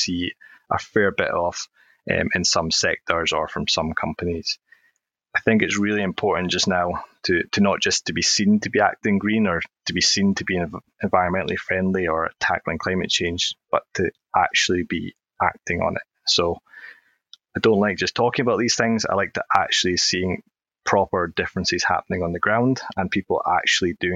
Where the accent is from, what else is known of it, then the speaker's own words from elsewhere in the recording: Oban, Scotland, United Kingdom; I did grow up, and I'm from Oban on the west coast of Scotland.